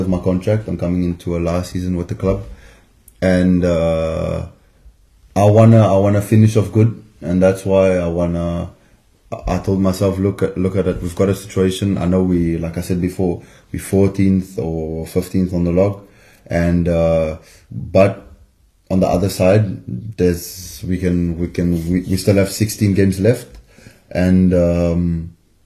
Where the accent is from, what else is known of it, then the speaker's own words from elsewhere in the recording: South Africa; moved away as an adult; now in Biarritz, France; I'm South African